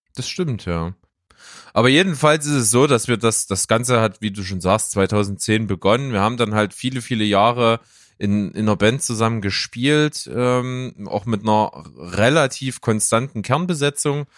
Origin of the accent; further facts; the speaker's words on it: Naunhof, Saxony, Germany; now in Leipzig, Germany; Ich war selber noch Naunhofer. Ich komme ja aus Naunhof, ist ja so ein kleiner Ort äh, weg von Leipzig, so in der Nähe von Grimma